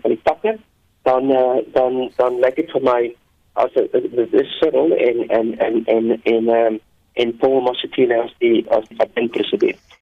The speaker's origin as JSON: {"language": "Afrikaans", "country": "South Africa", "said": "ons as Afrikaners"}